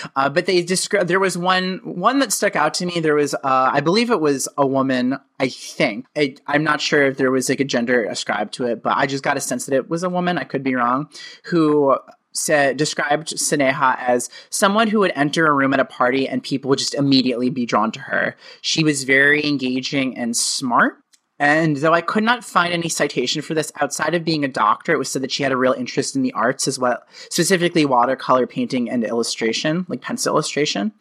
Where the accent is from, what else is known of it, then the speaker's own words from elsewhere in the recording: Connecticut, United States; moved away as an adult; now in New York, United States; I grew up in Connecticut, but New York has sort of just been kind of my surrogate